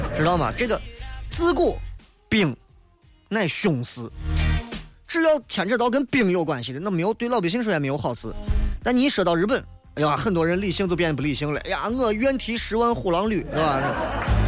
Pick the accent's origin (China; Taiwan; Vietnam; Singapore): China; Xi'an, Shaanxi; 拿咱们陕西人来讲，拿西安人来讲，我们需要有更加向前看的理性态度